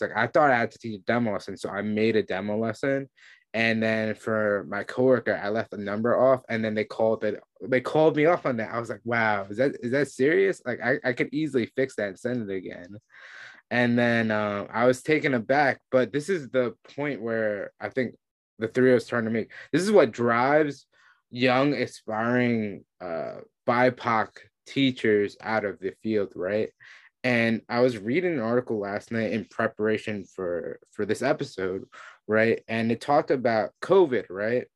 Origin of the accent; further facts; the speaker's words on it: New York City, New York, United States; we're all from New York City